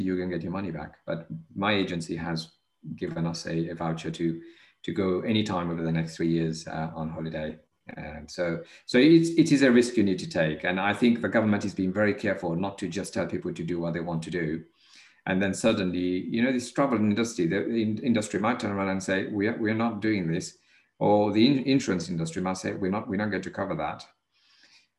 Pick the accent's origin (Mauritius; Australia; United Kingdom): Mauritius; moved away; I was born in Mauritius.